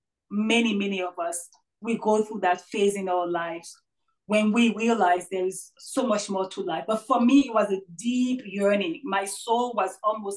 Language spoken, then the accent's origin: English; Haiti; moved away; I was raised in Haiti, born and raised in Haiti, strong Catholic religious background.